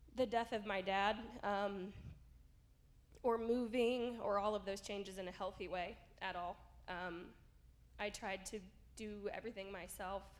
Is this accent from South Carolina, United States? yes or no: no; rural Southern Illinois, United States; moved away as an adult; now in Arizona, United States; my hometown church, you know, in rural Southern Illinois